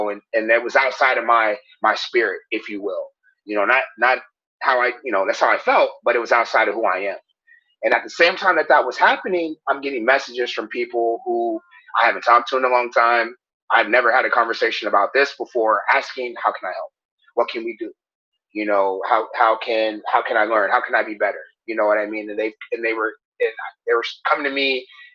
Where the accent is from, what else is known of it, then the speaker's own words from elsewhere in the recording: Marion, Illinois, United States; my hometown